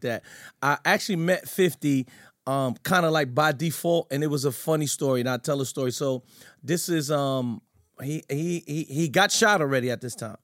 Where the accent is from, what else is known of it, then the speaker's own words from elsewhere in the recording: New York City, New York, United States; I'm from Fort Greene, Brooklyn